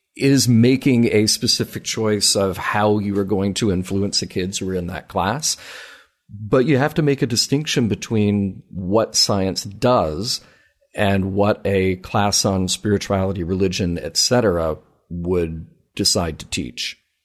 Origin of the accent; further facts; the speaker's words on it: the South, United States; we grew up in the South around the same time.